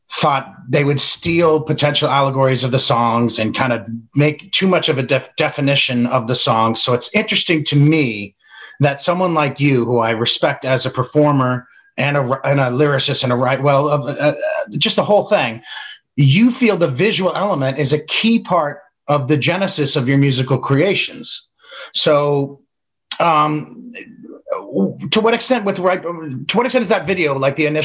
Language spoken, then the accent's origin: English; Boston, Massachusetts, United States; I grew up in Boston. A lot of Boston accents come out of you.